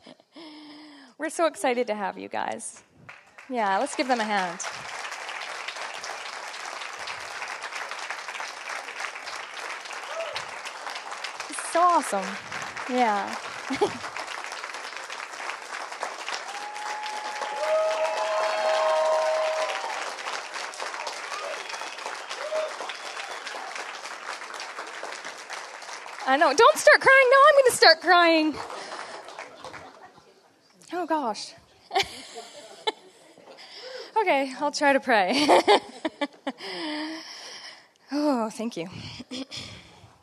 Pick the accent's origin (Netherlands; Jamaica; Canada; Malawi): Canada; accent: Canadian; my Canadian accent